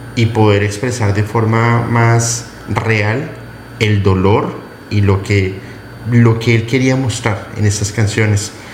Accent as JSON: {"language": "Spanish", "country": "Colombia", "moved": "yes", "lives_now": "Mexico", "said": "mi amada Colombia, Bolivia, por supuesto México, que eh, me, ha acogido entre, entre entre sus brazos y no soy mexicano"}